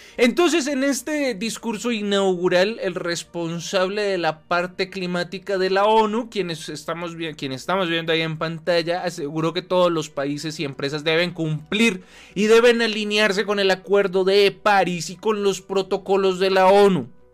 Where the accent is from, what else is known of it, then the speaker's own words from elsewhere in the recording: Colombia; nosotros como colombianos